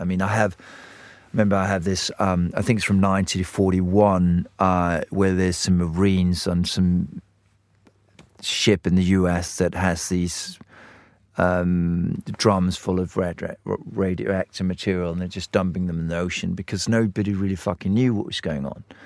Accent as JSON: {"language": "English", "country": "Denmark", "tie": "born or raised there", "said": "I grew up in Denmark"}